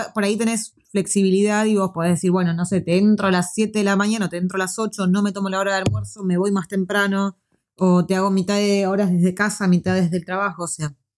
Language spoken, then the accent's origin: Spanish; Argentina; moved away as an adult; now in New Zealand; nosotros vivíamos en un barrio que era bastante seguro hasta un año antes que nos viniésemos